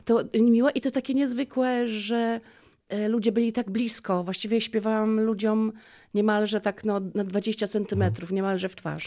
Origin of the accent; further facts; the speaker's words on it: Lubin, Lower Silesian Voivodeship, Poland; also born or lived in Polkowice / Głogów / Legnica; urodziłam się w Polkowicach, mhm. E, w Lubinie szkoła podstawowa